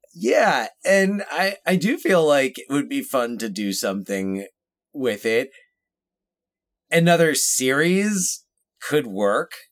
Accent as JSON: {"language": "English", "region": "New Jersey", "country": "United States", "said": "we are from New Jersey."}